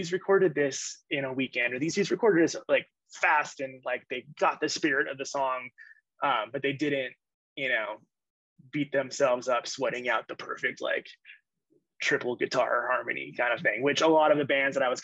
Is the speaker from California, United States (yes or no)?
yes; Yorba Linda, California, United States; I grew up in Yorba Linda, which is like, is adjacent to Anaheim, so my high school was in Anaheim